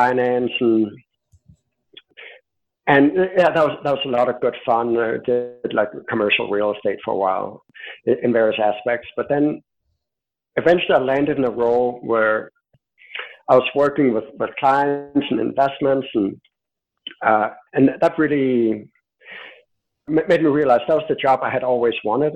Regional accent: Denmark; I'm from Denmark

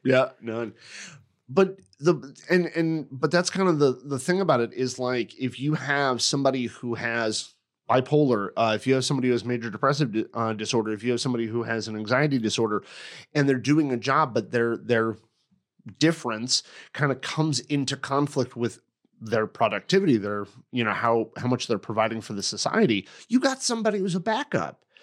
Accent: United States; I'm American

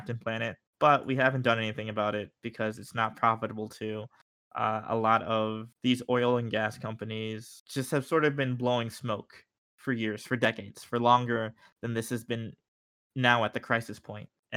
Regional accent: New York, United States; I'm from New York

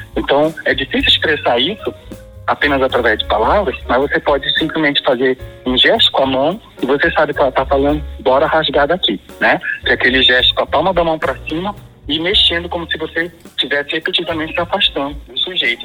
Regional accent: Pará, Brazil; a minha identidade enquanto paraense

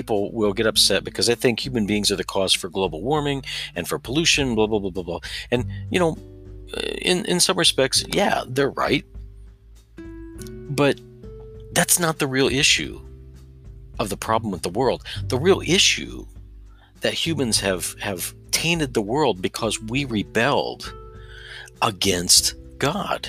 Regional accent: Southern Indiana, United States; I come from Southern Indiana

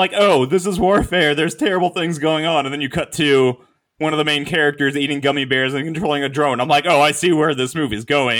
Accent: United States; We're American.

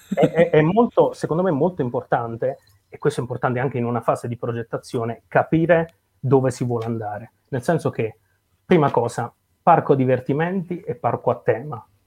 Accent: Potenza, Basilicata, Italy; io sono nato e cresciuto a Potenza, in Basilicata

